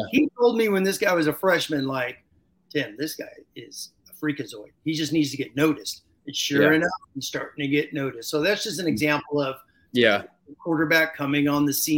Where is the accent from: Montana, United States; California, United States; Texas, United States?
California, United States; Long Beach; I was born in Long Beach. I'm a SoCal guy.